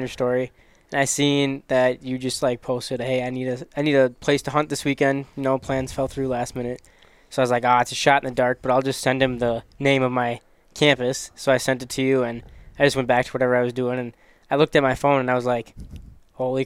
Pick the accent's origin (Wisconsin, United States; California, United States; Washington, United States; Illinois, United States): Wisconsin, United States; Eau Claire; moved away as an adult; now in North Dakota, United States; I'm originally from Eau Claire, Wisconsin, and I came to NDSCS